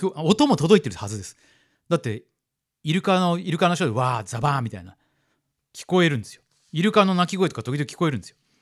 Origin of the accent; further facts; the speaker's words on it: Fukuoka, Japan; 僕は福岡の人間